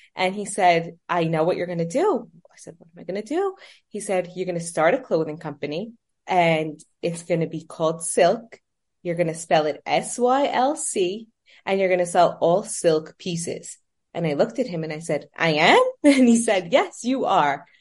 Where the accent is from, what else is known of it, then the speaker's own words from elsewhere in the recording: New York City, New York, United States; also born or lived in Manhattan; I was born and raised in New York. Um, I was raised in Brooklyn, and I currently live in Manhattan